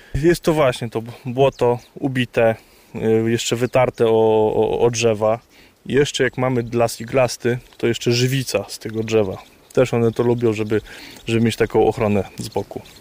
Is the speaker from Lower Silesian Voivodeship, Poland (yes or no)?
no; Poniatowa, Lublin Voivodeship, Poland; moved away; Ja pochodzę z Nadleśnictwa Kraśnik, dokładnie z Poniatowej